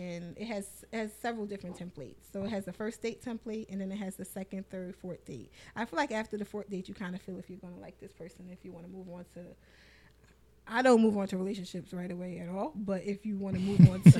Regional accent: New York, United States; also born or lived in Antigua; now in Philadelphia, United States; I'm originally from New York. I've been in Philly for a long time.

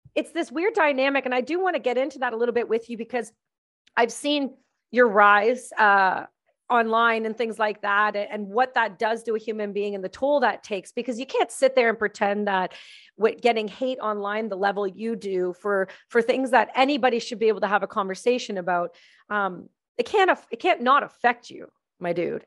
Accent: Canada; my home country

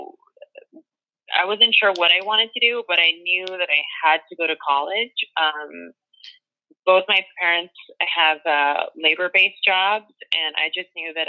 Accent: Los Angeles, California, United States; I was born in the San Fernando Valley. I'm from Mission Hills, California

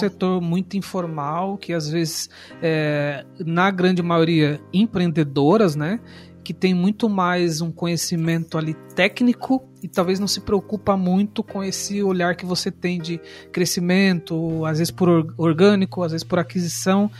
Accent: São Paulo, Brazil; now in Joinville, Brazil; Sou paulista

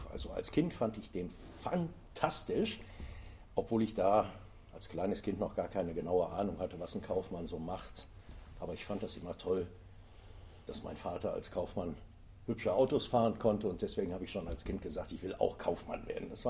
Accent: Kaisersesch, Rhineland-Palatinate, Germany; Ja, ich bin mhm. geboren und aufgewachsen in der Eifel mhm. und äh, in Kaisersesch.

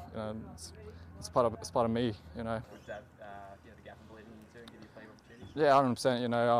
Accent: Brisbane, Queensland, Australia; this is my hometown club.

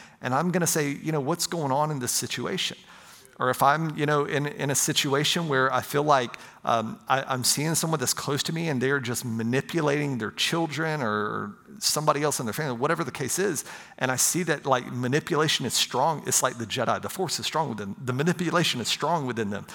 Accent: Pensacola, Florida, United States; I grew up in right outside of Pensacola, Florida

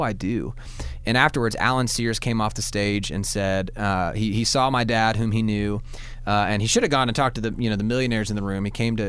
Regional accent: Georgia, United States; now in Alabama, United States; I'm from Georgia, I'm an average Alabamian.

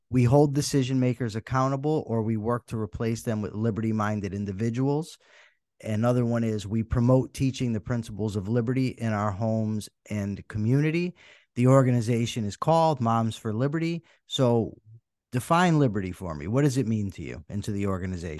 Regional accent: Wethersfield, Connecticut, United States; I grew up in Weathersfield, Connecticut

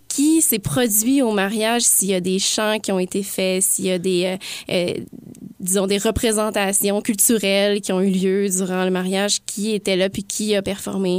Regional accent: Sainte-Mélanie, Quebec, Canada; les Telliers sont originaires de Sainte-Mélanie, mon village natal

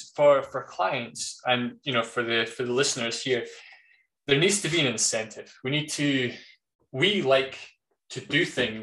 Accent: United Kingdom; being British

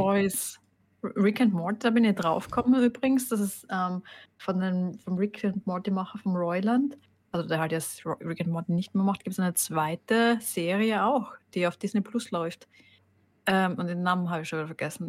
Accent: Styria, Austria; also born or lived in Carinthia; wir in der Steiermark

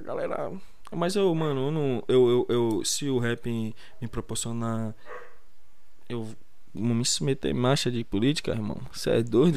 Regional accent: Brazil; nós que somos brasileiros

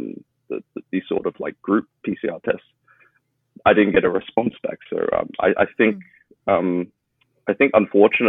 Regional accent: Melbourne, Victoria, Australia; now in Shanghai, China; I'm originally from Melbourne, Australia

